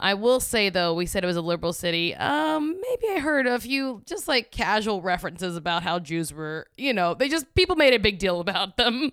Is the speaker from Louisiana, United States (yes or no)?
yes; Louisiana, United States; also born or lived in New York; now in Los Angeles, United States; I grew up in Louisiana, I lived in New York, now I live in L